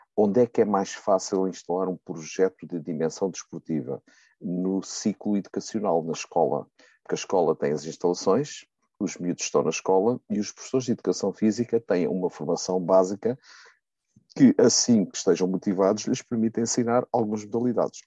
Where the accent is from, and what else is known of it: Riachos, Santarém District, Portugal; born or raised there